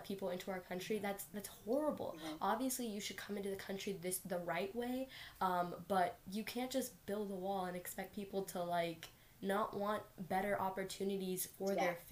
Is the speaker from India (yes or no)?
no; United States; I was born here and I've lived here for 15 years. Like, I am an American through and through.